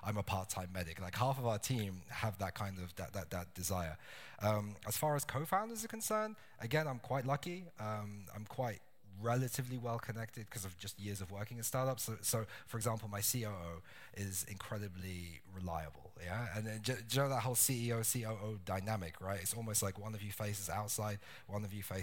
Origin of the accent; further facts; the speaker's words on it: London, United Kingdom; moved away as an adult; also born or lived in Hamburg / Philippines / Hong Kong; now in Berlin, Germany; I'm from London, and I've built businesses there